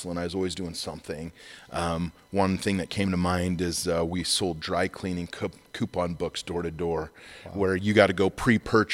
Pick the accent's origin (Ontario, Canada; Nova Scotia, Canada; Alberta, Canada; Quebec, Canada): Alberta, Canada; Magrath; moved away as an adult; also born or lived in Rexburg, Idaho; Born and raised in McGrath, little town